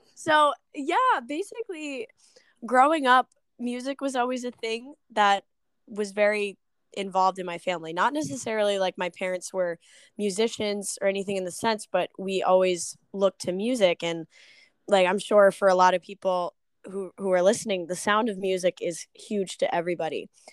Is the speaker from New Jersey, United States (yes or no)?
no; Smithfield, Rhode Island, United States; moved away as an adult; now in Attleboro, United States; I am originally from Smithfield, Rhode Island